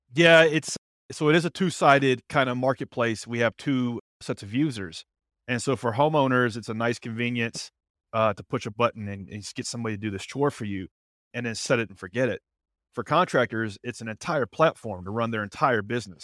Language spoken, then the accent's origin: English; Nashville, Tennessee, United States; born and raised in Nashville, lived here all my life